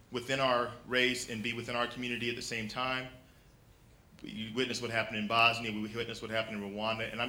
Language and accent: English; Dallas, Texas, United States; my hometown in Dallas, Texas